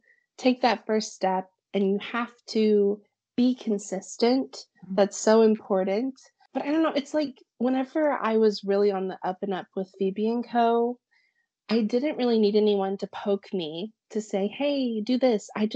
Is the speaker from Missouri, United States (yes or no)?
yes; Springfield, Missouri, United States; my hometown in Springfield